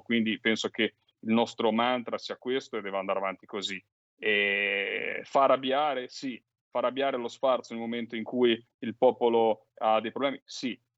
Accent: Liguria, Italy; Da Ligure

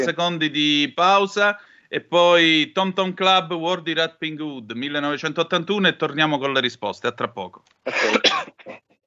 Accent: Vibo Valentia, Calabria, Italy; Io sono di Vibo Valencia, sì signore, con ascendente, oh. ascendenze sicule

